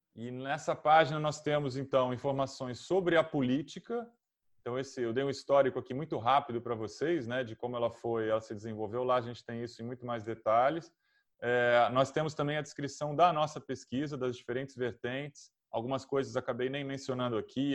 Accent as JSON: {"language": "Portuguese", "country": "Brazil", "said": "eu sou de São Paulo"}